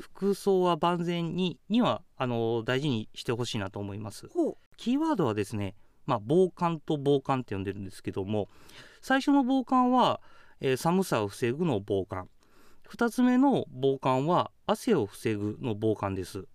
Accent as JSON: {"language": "Japanese", "area": "Kakogawa", "region": "Hyogo", "country": "Japan", "tie": "born or raised there", "also_born_or_lived": "Iwamizawa, Hokkaido", "moved": "as an adult", "lives_now": "Hokkaido, Japan", "said": "僕は兵庫県鹿児川市の出身です"}